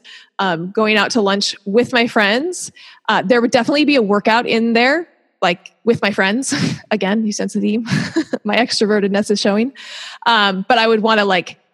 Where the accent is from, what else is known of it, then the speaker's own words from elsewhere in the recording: Seattle, Washington, United States; moved away as an adult; also born or lived in Utah / Hershey, Pennsylvania / Orange County, California / Durham, North Carolina; now in Southern California, United States; I grew up in Seattle